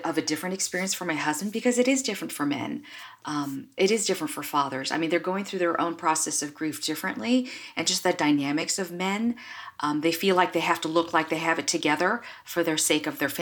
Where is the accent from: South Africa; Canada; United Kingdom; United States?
United States; I'm Asian American, so I actually come from this culture that is very much shame-based